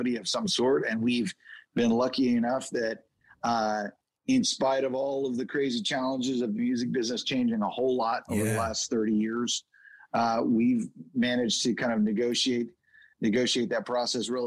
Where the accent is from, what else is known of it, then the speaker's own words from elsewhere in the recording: Oklahoma, United States; Oklahoma is where we're from. So we live there most of the time